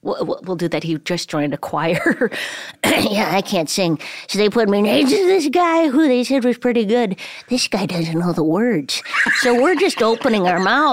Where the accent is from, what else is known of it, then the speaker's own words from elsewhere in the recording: Duluth, Minnesota, United States; moved away as an adult; also born or lived in Port Hueneme, California / Florida; then moved to Duluth, where I grew up from the age of 3 until 19 or something.